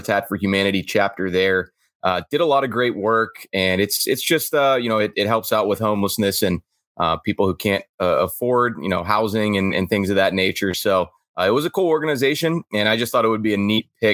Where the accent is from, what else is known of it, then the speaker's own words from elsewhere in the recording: Pittsburgh, Pennsylvania, United States; I'm born and raised in Pittsburgh, so of course, grew up going to Steelers games all the time.